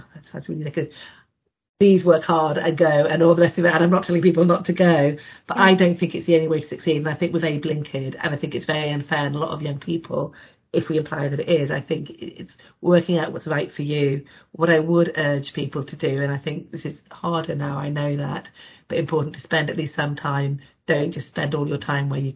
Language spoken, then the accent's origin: English; Carlisle, North West England, United Kingdom; moved away as an adult; I grew up in Carlisle, so very north